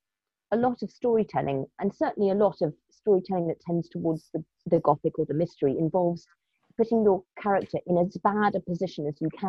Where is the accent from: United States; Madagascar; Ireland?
Madagascar; also born or lived in Kenya / Morocco; Like, I grew up in Madagascar and Kenya and Morocco, and I remember getting telexes.